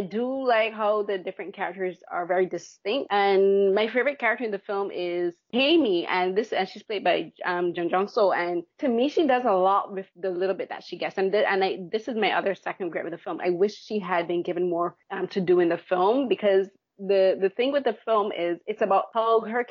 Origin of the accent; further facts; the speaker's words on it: Barbados; moved away; I grew up back home in Barbados.